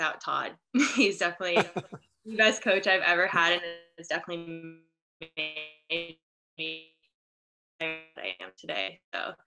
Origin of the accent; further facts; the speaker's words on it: Canada; moved away as an adult; I'm from Canada